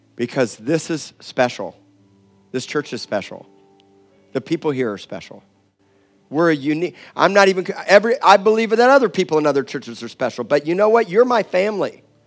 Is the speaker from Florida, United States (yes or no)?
yes; Miami, Florida, United States; now in Corpus Christi, United States; I said I was from Miami